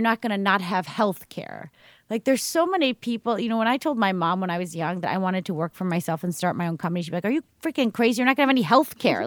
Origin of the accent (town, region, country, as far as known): United States; moved away as an adult; now in Sweden